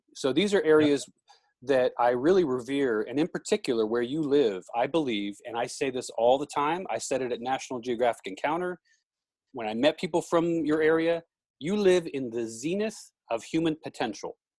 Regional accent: United States; I am an American.

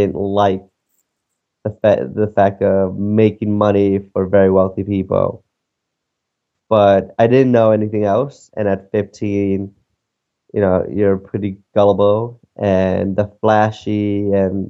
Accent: New York City, New York, United States; also born or lived in Dominican Republic; I am Dominican, who's been living in New York for well over 20 years now

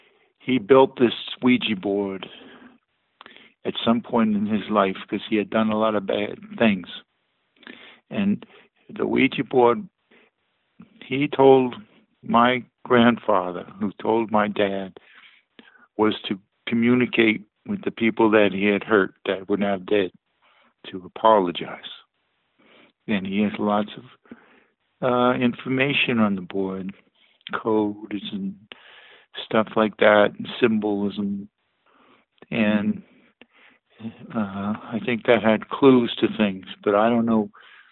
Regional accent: Texas, United States; also born or lived in California / New Jersey; Originally I was from Texas, and then we moved to Fort Ord area, which is in California. My dad was in the food service industry, so we moved around, you know. Then we ended up in New Jersey, mostly New Jersey.

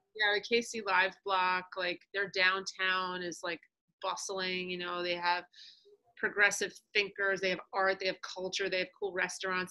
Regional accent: New York, United States; moved away as an adult; also born or lived in Kansas City; I was born and raised in New York, wanted to be closer to my family

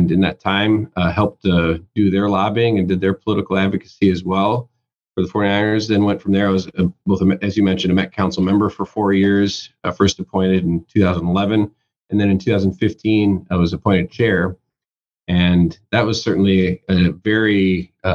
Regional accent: Willmar, Minnesota, United States; moved away as an adult; also born or lived in Twin Cities, Minnesota; I worked non-union for a couple of years in Western Minnesota, which is where I'm from. I grew up in the Wilmer area up in Caney High County

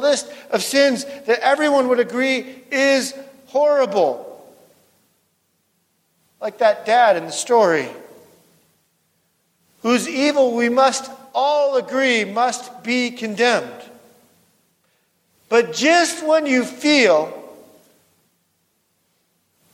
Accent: West Coast, United States; moved away; also born or lived in North Dakota; I grew up on the West Coast

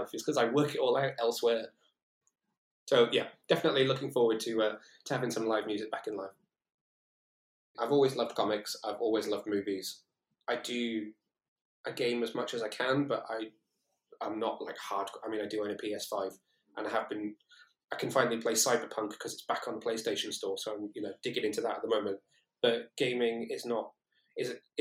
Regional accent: Shrewsbury, West Midlands, United Kingdom; moved away as an adult; also born or lived in Newport, South Wales / Cardiff; I come from Shrewsbury originally, which is quite a small town, where my mum and dad lived

